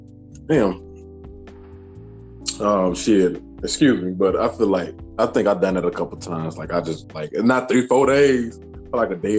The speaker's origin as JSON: {"language": "English", "town": "Chicago", "region": "Illinois", "country": "United States", "said": "I love Dallas, but you know, from Chicago"}